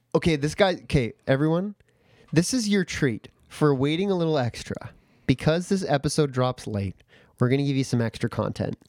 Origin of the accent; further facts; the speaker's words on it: Canada; as a Canadian